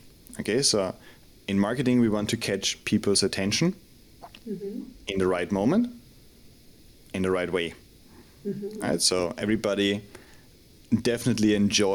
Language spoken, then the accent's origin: English; Austria; now in Madrid, Spain; I'm originally from Austria, but based in Madrid in Spain.